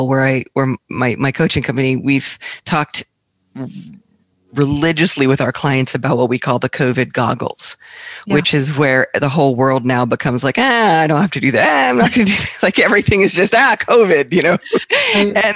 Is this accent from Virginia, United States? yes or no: yes; Northern Virginia, United States; moved away; also born or lived in Asheville; I grew up in Northern Virginia